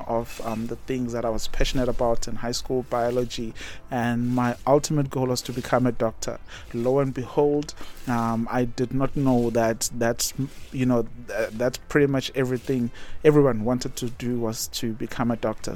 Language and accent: English; Umkababa, south of Durban, KwaZulu-Natal, South Africa; moved away as an adult; now in Botswana; I grew up in Umkababa, I was born and bred there, went to a local primary